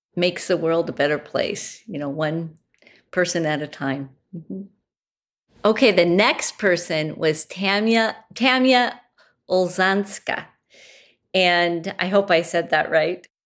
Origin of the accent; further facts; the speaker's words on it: Pacific Northwest, United States; I'm from the Pacific Northwest